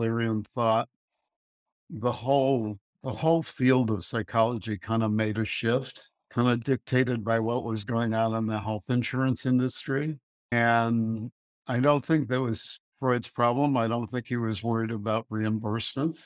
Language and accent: English; Chicago, Illinois, United States; also born or lived in Colorado Springs, Colorado; I grew up in Chicago.